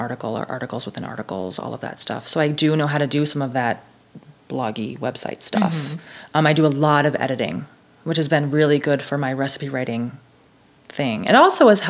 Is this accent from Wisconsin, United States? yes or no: yes; Wisconsin, United States; I'm from Wisconsin